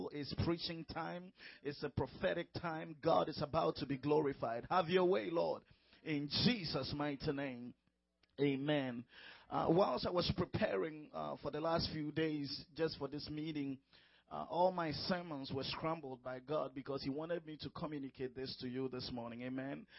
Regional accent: Ghana; moved away as an adult; now in United States; I'm from Ghana, from West Africa.

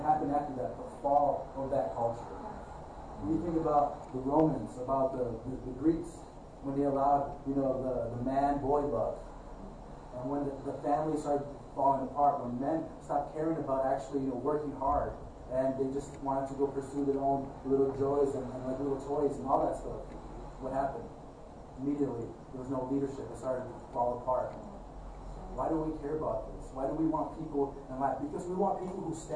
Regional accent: Chicago, Illinois, United States; being born in Ravenswood Hospital

